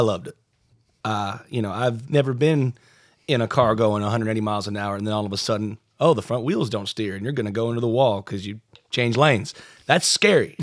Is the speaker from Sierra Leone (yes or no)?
no; Greensboro, North Carolina, United States; I grew up in the Greensboro area